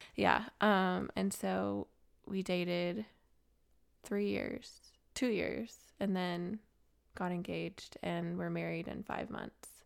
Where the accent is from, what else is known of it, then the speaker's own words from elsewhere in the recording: Colorado, United States; also born or lived in Gilbert, Arizona; now in Nashville, United States; I grew up in the city